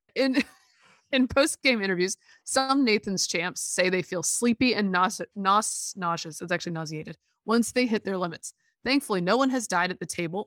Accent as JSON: {"language": "English", "region": "Alabama", "country": "United States", "tie": "born or raised there", "said": "I was born in Alabama"}